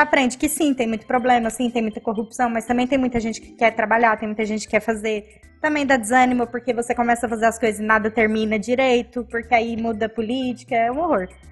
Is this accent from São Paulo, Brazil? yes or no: no; Cuiabá, Mato Grosso, Brazil; Nasci em Cuiabá